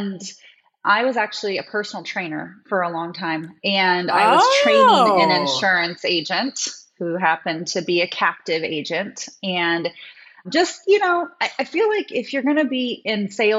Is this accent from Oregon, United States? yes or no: yes; Oregon, United States; moved away as an adult; also born or lived in Maui, Hawaii; I'm actually from Oregon